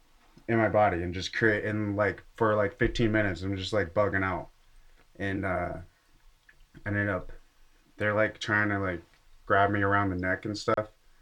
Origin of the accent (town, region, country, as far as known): Massachusetts, United States; born or raised there; now in Colorado, United States